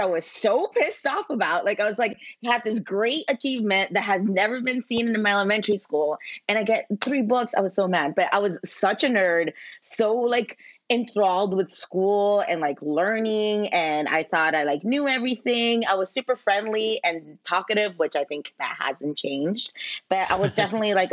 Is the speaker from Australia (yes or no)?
no; Ciudad Juárez, Chihuahua, Mexico; also born or lived in San Jose, California / Texas / El Paso area (school across border); now in Chicago, United States; I lived in California for less than a year, and then me and my mom moved back to Juarez, which is in Mexico, where all my family is from, and that's where I grew up.